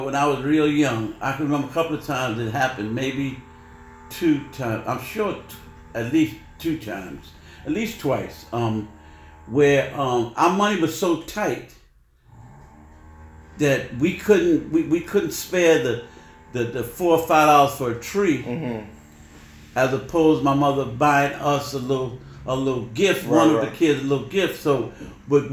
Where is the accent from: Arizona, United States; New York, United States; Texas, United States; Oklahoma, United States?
New York, United States; New York City; we were raised in East Harlem in the Barrio